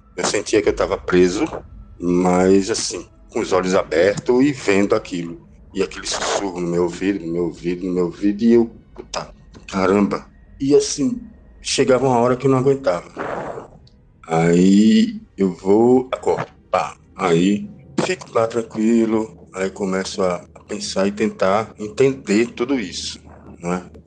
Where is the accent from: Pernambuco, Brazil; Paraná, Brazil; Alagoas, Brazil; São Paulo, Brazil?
Pernambuco, Brazil; Recife; eu sou aqui de Recife